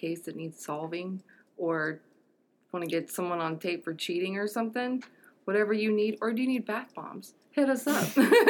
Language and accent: English; Cincinnati, Ohio, United States; moved away; Well, original, like, hometown birthplace. Oh. Like, I'm from Cincinnati.